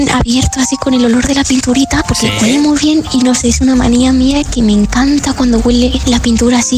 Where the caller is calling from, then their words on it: Móstoles, Community of Madrid, Spain; Hola, Soy … de Móstoles